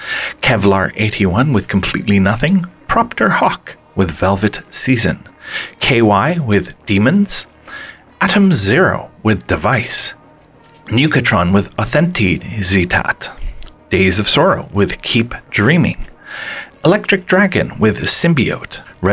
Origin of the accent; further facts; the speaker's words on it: Montreal, Quebec, Canada; also from Montreal. And actually, I'm not 100% sure if they're pro-Ukrainian, but they're from my hometown